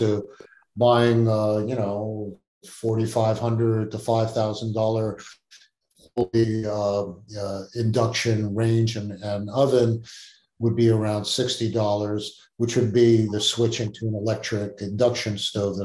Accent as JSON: {"language": "English", "town": "New York City", "region": "New York", "country": "United States", "tie": "born or raised there", "said": "where I grew up in the Gun Ho Projects in the Bronx"}